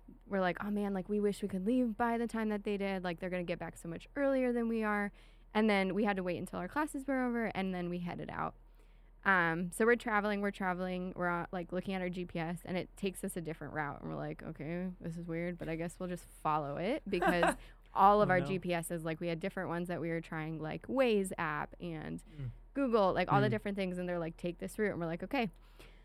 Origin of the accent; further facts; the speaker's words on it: Pennsylvania, United States; moved away as an adult; now in Indiana, United States; I'm from Pennsylvania